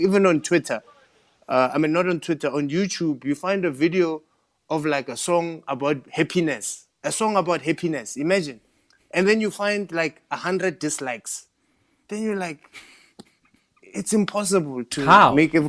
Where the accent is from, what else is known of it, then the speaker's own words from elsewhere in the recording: Limpopo, South Africa; I can go, I'm from Limpopo, and I go, because I'm from Limpopo, you know, we do this.